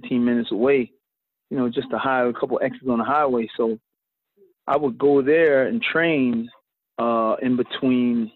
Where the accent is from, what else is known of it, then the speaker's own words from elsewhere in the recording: Philadelphia, Pennsylvania, United States; growing up in Philly